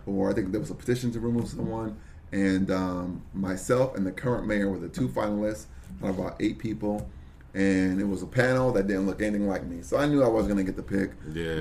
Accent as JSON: {"language": "English", "town": "Brooklyn", "region": "New York", "country": "United States", "tie": "born or raised there", "moved": "yes", "lives_now": "Tamarac, United States", "said": "I'm from Brooklyn, New York"}